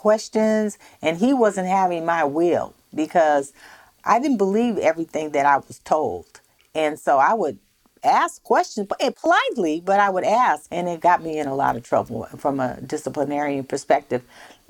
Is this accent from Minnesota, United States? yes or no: no; Minden, Louisiana, United States; also born or lived in San Francisco; when I moved from San Francisco to the South, to northern Louisiana, I didn't know that I was a colored child.